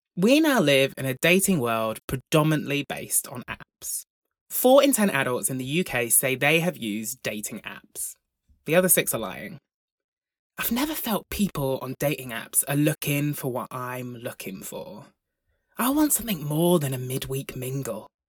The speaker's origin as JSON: {"language": "English", "town": "Broughton", "country": "United Kingdom", "tie": "born or raised there", "said": "I grew up in Broughton, the largest village in the solar system."}